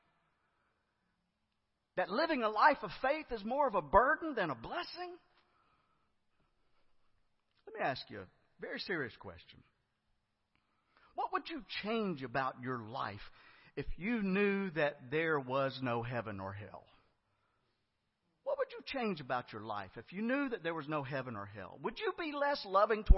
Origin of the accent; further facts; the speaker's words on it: Griffin, Georgia, United States; I was a youth growing up in First Baptist Church of Griffin, Georgia